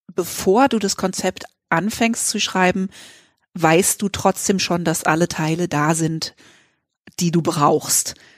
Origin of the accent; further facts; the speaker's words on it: Freiburg, Baden-Württemberg, Germany; also ich bin nicht in Freiburg geboren, aber in Freiburg aufgewachsen die ganze Schulzeit